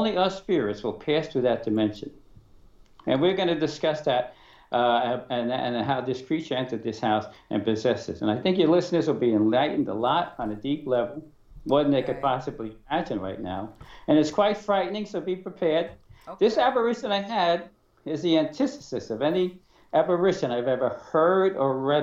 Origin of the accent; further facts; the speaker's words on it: New York City, New York, United States; I was born in Brooklyn